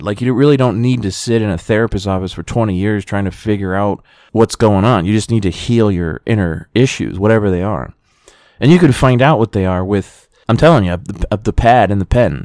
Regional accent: United States; being an American

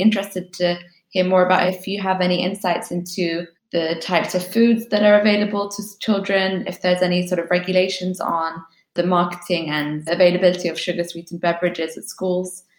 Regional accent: United Kingdom; my hometown here in the UK

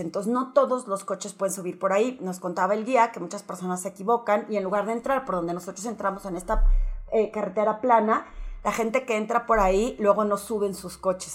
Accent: Torreón, Coahuila, Mexico; moved away as an adult; originalmente soy de Torreón y que mi mamá vive allá

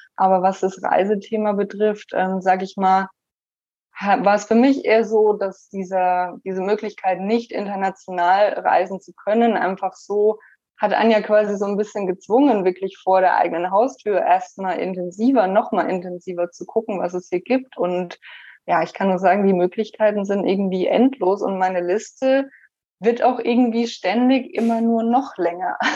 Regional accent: Germany; moved away as an adult; also born or lived in Shanghai; now in Portland, United States; natürlich ist meine Heimat Deutschland

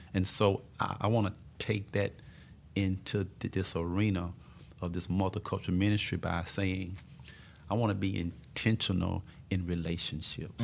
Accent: Tupelo, Mississippi, United States; moved away; also born or lived in Tulsa, Oklahoma / West Texas; I was born and raised in Tupelo, Mississippi

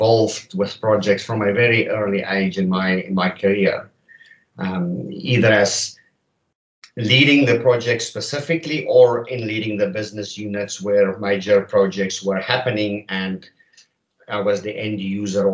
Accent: South Africa; moved away as an adult; now in Canada; I'm not a native Canadian, but I hail from South Africa.

